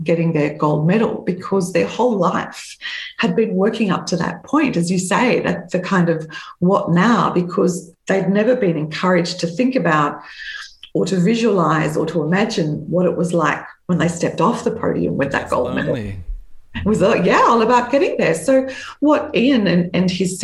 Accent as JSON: {"language": "English", "country": "Australia", "tie": "born or raised there", "said": "in my hometown in Australia"}